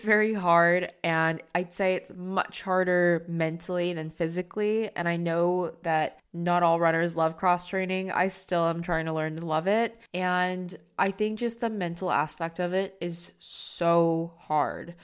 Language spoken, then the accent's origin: English; United States; now in London, United Kingdom; me as an American working in London